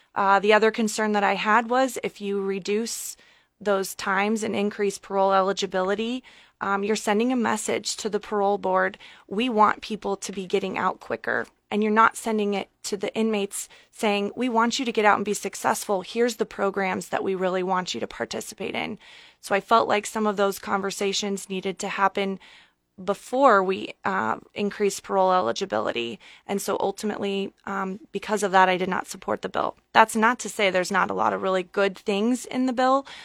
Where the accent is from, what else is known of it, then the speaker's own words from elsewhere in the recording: Columbus, Nebraska, United States; moved away as an adult; also born or lived in Omaha, Nebraska; now in Lincoln, United States; I am born and raised in Columbus, Nebraska.